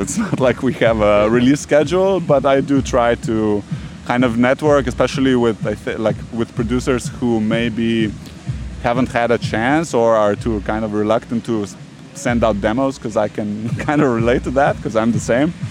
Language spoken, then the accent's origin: English; Ljubljana, Slovenia; moved away; I'm from Ljubljana. Uh, I live in Ljubljana now again